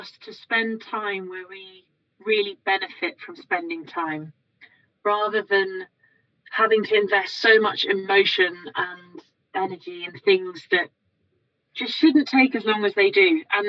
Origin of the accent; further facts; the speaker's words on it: New York, United States; born there; And so I was born in New York. And so, you know, when you're born in the US, you become a US citizen.